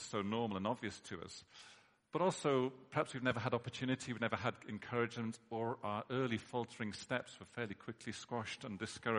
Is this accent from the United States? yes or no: no; United Kingdom; we're British